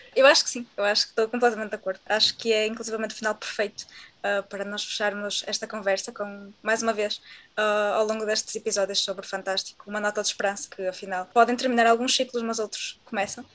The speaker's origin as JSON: {"language": "Portuguese", "country": "Portugal", "said": "nós somos portugueses"}